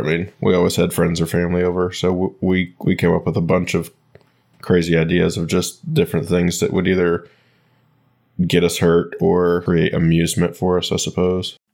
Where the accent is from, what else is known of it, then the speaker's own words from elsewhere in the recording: Michigan, United States; growing up in Michigan, our family owned a small golf course